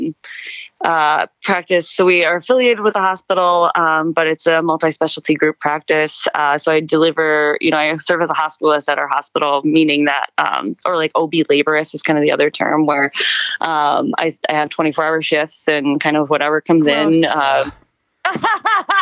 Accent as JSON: {"language": "English", "region": "Montana", "country": "United States", "also_born_or_lived": "Wisconsin", "moved": "as an adult", "lives_now": "Oregon, United States", "said": "I'm originally from Montana"}